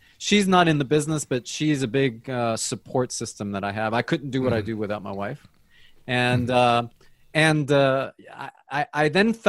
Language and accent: English; New Jersey, United States; also born or lived in Colombia; now in Atlanta, United States; So I was born in Colombia. My parents migrated to the United States when I was three. So I pretty much grew up in the United States. Most of my young adult life was in New Jersey. I moved to Atlanta in 1989